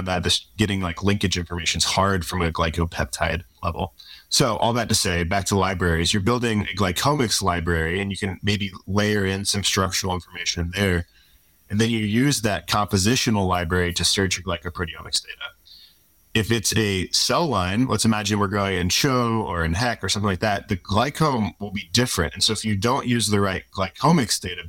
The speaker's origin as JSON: {"language": "English", "town": "Louisville", "region": "Kentucky", "country": "United States", "also_born_or_lived": "South Carolina / Madison, Wisconsin / California", "moved": "as an adult", "lives_now": "Seattle, United States", "said": "I'm from Louisville, Kentucky. I say it weird"}